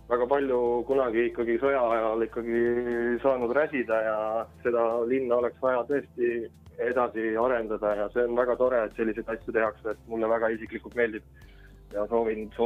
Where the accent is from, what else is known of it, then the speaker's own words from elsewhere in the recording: Põltsamaa, Jõgeva County, Estonia; now in Finland; mina isiklikult tulin nüüd siin kaks päeva tagasi, tulin Soomest enda kodumaale Põltsamaale Eestisse